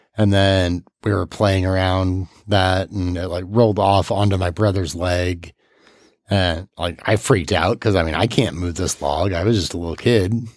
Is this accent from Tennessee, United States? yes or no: no; Gerald, Missouri, United States; also born or lived in Peoria, Illinois / St. Louis, Missouri / Salem, Missouri; we moved to this little town called Gerald, Missouri